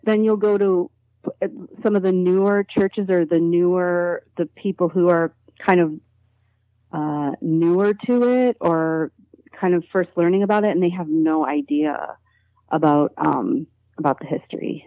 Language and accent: English; Buffalo, New York, United States; I grew up in Buffalo, New York, which is an hour away from the world's largest spiritualist community